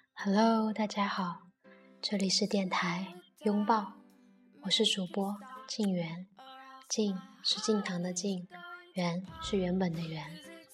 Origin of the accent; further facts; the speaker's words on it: Nanchang, Jiangxi, China; 他又问我是哪里的人，然后我说我是南昌的